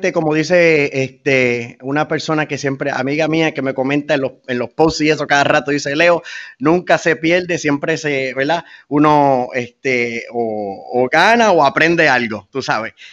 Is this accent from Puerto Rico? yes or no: yes; Fajardo, Puerto Rico; moved away as an adult; also born or lived in United States; si yo no hubiese sido de Fajardo, si no hubiese nacido aquí y de Puerto Rico.